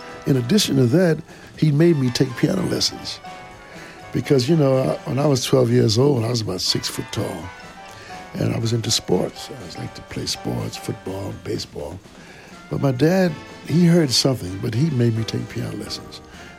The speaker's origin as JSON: {"language": "English", "town": "New York City", "region": "New York", "country": "United States", "tie": "born or raised there", "said": "My memories growing up in Brooklyn was so rich in culture."}